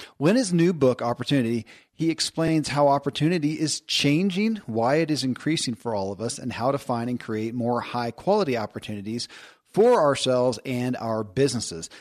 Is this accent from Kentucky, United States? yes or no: yes; Kentucky, United States; born or raised there